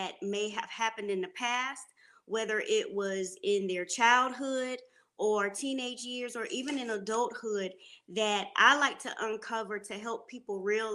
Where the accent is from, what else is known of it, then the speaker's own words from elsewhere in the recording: Panama City, Florida, United States; now in Charlotte, United States; I am from Panama City, Florida